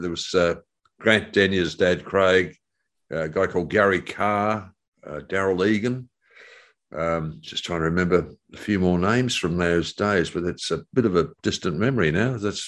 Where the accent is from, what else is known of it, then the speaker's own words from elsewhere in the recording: Sydney, New South Wales, Australia; Lee and I grew up together in Eastwood in Sydney.